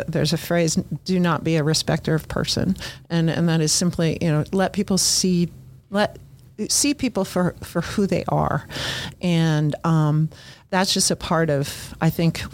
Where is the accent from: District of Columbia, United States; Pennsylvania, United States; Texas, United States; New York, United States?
District of Columbia, United States; Washington; moved away as an adult; also born or lived in Urbana, Ohio; now in Fairborn, United States; I was raised pretty much in DC